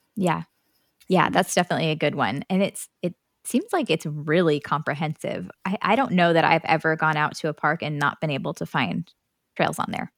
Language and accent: English; Illinois, United States; moved away as an adult; now in Tennessee, United States; I grew up in Illinois